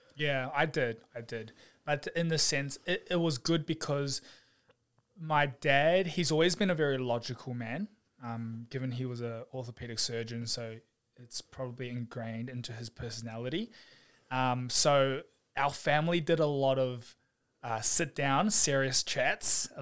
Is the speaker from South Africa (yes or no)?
no; New Zealand; also born or lived in Taiwan / New South Wales; now in Melbourne, Australia; I was brought up in New Zealand